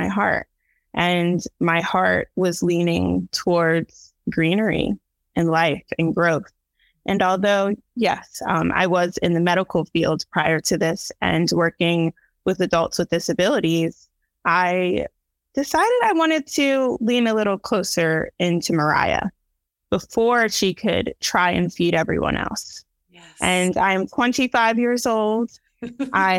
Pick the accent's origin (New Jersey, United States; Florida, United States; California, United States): New Jersey, United States; moved away as an adult; now in Baltimore, United States; I was born in New Jersey and have since relocated to Baltimore, Maryland